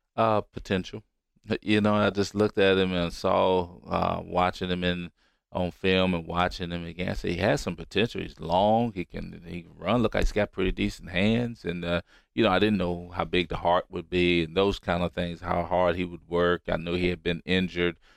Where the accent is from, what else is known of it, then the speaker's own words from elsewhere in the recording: Roanoke, Virginia, United States; moved away; I'm from Roanoke, Virginia